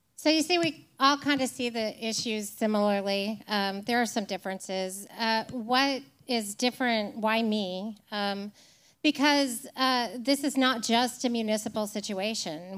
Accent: Nashville, Tennessee, United States; I grew up in Nashville

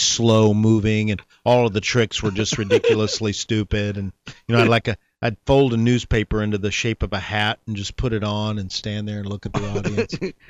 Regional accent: Dallas, Texas, United States; moved away; Actually, I was born in Dallas. I'm from Dallas originally.

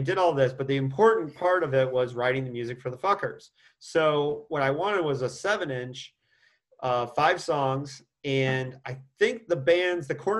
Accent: Indiana, United States; my home state of Indiana

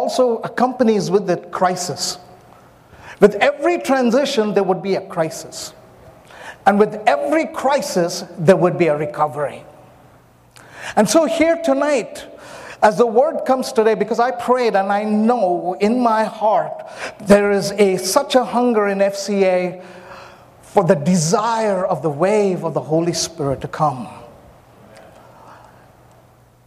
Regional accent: India; also born or lived in Myanmar; I'm an Indian, I'm very soulish, and I don't apologize, I'm an Indian

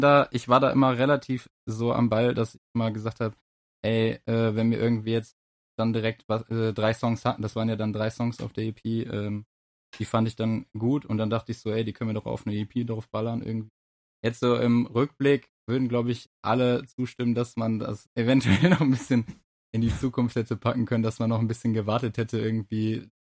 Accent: Essen, North Rhine-Westphalia, Germany; wir kommen ja auch aus Essen

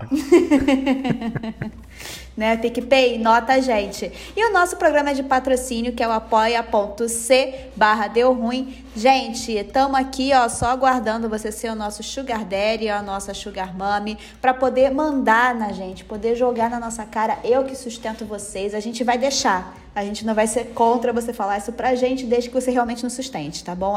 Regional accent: Rio de Janeiro, Brazil; como cariocas, a violência de perto

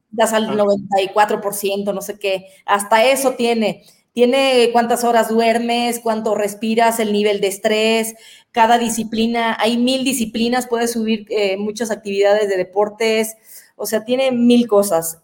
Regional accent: Guadalajara, Jalisco, Mexico; moved away as an adult; now in Querétaro, Mexico; yo soy de Guadalajara, pero estoy viviendo en Querétaro

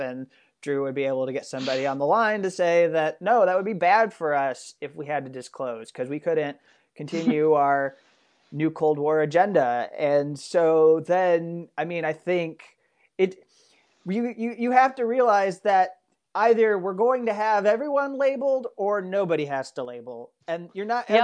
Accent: United States; I'm an American

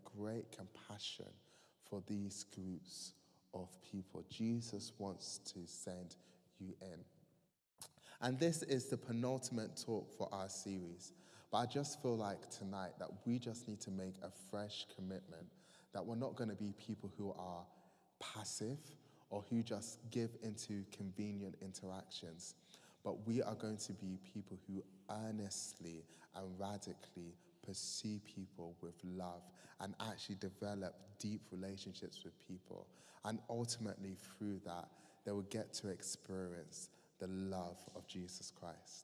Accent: Croydon, London, United Kingdom; I'm from Croydon

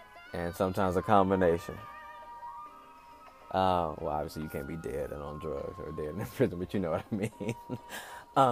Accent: Michigan City, Indiana, United States; now in Indianapolis, United States; I was born and raised in Indiana. I was born in a small town in northern Indiana called Michigan City.

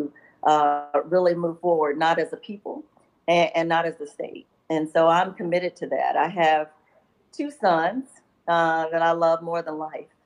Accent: Bennettsville, South Carolina, United States; moved away as an adult; also born or lived in Columbia, South Carolina; I was born and raised in Bennettsville

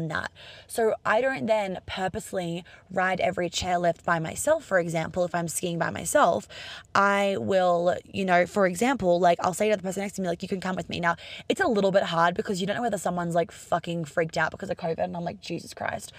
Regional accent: Australia; moved away; also born or lived in London / New York; I'm Australian

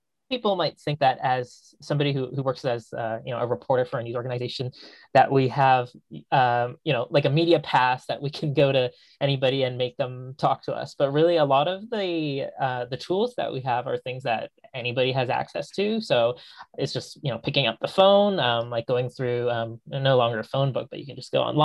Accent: Vancouver, British Columbia, Canada; I grew up in Vancouver

